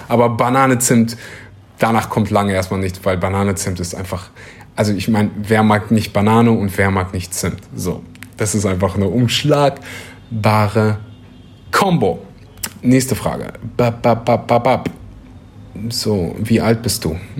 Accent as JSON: {"language": "German", "area": "Kleverland", "region": "North Rhine-Westphalia", "country": "Germany", "moved": "yes", "lives_now": "Bali, Indonesia", "said": "Also da, wo ich herkomme, aus dem wunderbaren äh, Rheinland, Kleverland"}